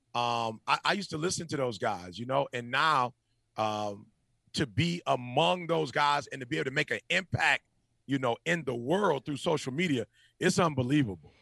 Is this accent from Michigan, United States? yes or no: yes; Detroit, Michigan, United States; I'm a Michigan grad, but I grew up in Detroit